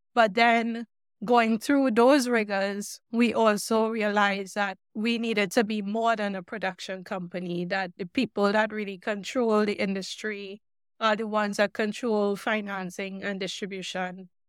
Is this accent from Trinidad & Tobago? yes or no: yes; Trinidad & Tobago; moved away; also born or lived in Oregon; growing up in Trinidad